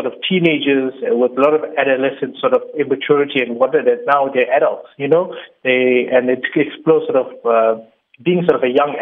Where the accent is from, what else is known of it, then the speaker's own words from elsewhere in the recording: Durban, KwaZulu-Natal, South Africa; being of South African Indian origin